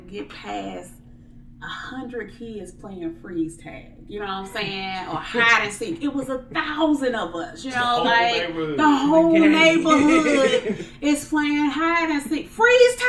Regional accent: St. Louis, Missouri, United States; I am from St. Louis, Missouri

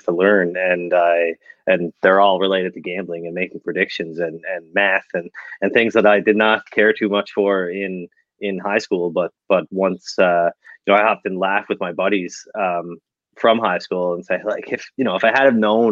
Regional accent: Canada; growing up in Canada here

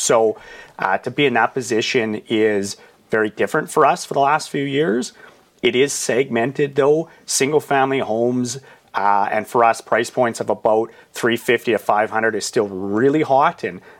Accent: Saskatchewan, Canada; I called it Bald Prairie Real Estate as a play on the fact that I have no hair and I'm from Saskatchewan.

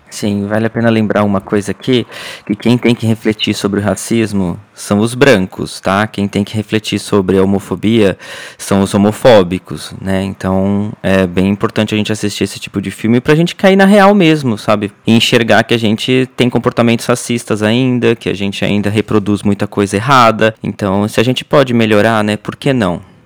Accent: Brazil; moved away; A gente parece que fica mais brasileiro quando sai do Brasil

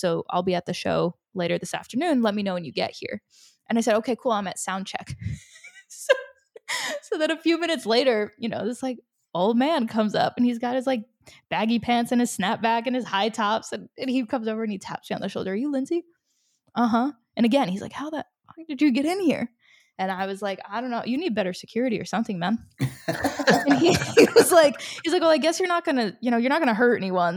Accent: Rhode Island, United States; also born or lived in Chile; I'm from Rhode Island. I, you know, I grew up here.

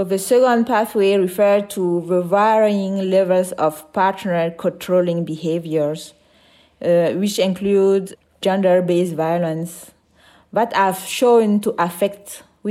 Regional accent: Burkina Faso; I'm from Burkina Faso

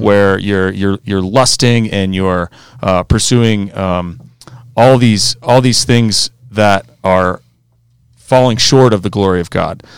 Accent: Aspen, Colorado, United States; also born or lived in Arizona / Clemson, South Carolina; I grew up out here in Colorado, went to Aspen High School just like these guys.

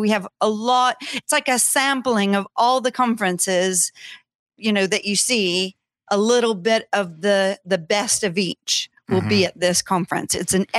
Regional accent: Louisiana, United States; also born or lived in Scotland; Well, I'm from Louisiana, but I've lived in Scotland for 20 years. Just moved back right before COVID.

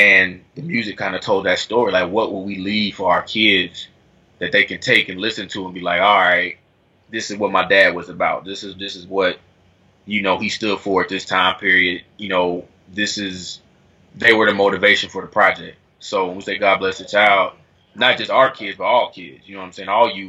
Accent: Dayton, Ohio, United States; moved away as an adult; now in Atlanta, United States; I'm from Dayton

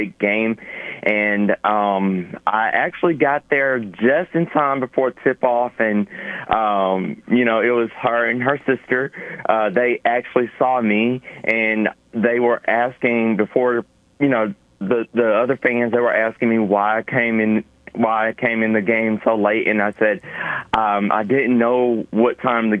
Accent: Montgomery, Alabama, United States; I am from Alabama, Montgomery

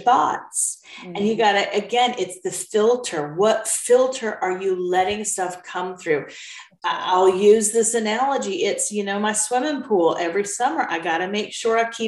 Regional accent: United States; moved away as an adult; also born or lived in United Kingdom; being an American in a foreign country

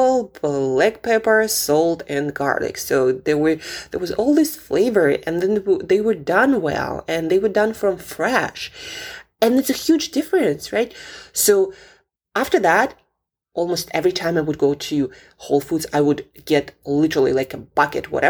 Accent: Siberia, Russia; moved away; I grew up in Siberia

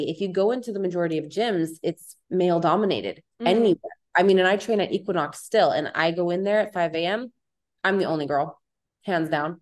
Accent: Palm Springs, California, United States; also born or lived in Orange County; now in Los Angeles, United States; I'm from Palm Springs, and I lived in Orange County for 6 years before this

